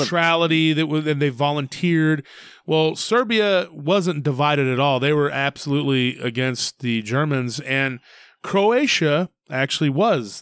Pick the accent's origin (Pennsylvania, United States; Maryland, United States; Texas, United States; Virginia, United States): Texas, United States; Taylor; we used to ship a lot of cotton out of my hometown.